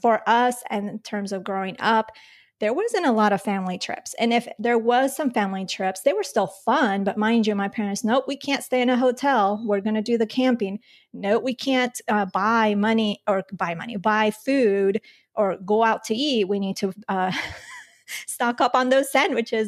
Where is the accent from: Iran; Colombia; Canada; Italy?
Colombia; I was born in Colombia